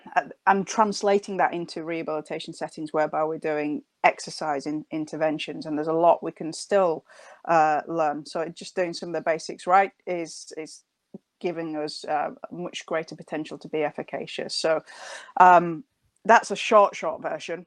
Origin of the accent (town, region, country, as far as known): United Kingdom; accent: northern; now in Nottingham, United Kingdom